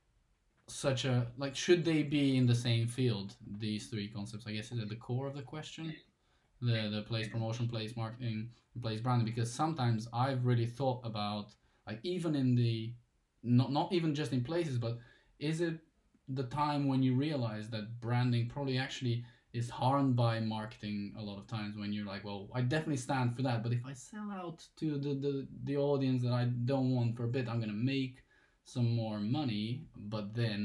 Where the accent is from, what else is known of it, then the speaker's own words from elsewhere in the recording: Bulgaria; moved away; as like my hometown, because I'm originally from Bulgaria